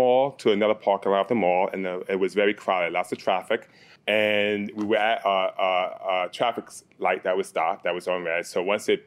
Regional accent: New Jersey, United States; I'm from New Jersey

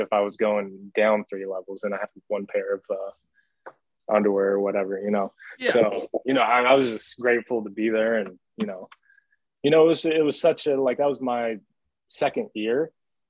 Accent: the Northwest, Pacific Northwest, United States; I'm from the Northwest.

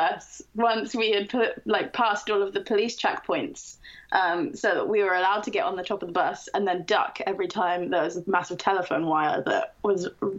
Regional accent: Camden Town, London, United Kingdom; But I was born and raised in Camden Town, and then I went to university in the north of England, and I only realized how lucky I was to live in Camden Town until I went away.

